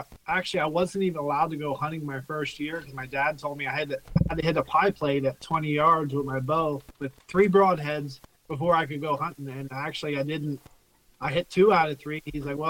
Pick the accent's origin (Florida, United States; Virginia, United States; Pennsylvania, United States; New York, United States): Pennsylvania, United States; I mean, I grew up southern PA near the Maryland line hunting, like, big woods